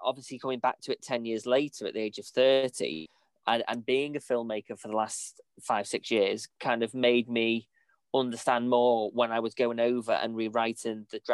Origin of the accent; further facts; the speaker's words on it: Ellesmere Port, North West England, United Kingdom; I am in Lancaster at the moment, but I'm originally from Ellesmere Port, and I do live in Ellesmere Port